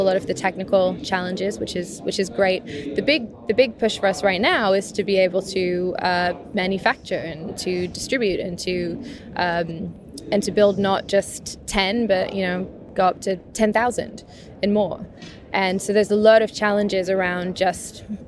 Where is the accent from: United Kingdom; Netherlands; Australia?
United Kingdom; England; I grew up in England and in the countryside